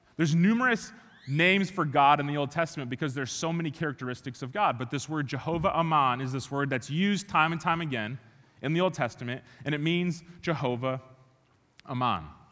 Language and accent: English; Chicago, Illinois, United States; moved away; I grew up in Chicago, born and raised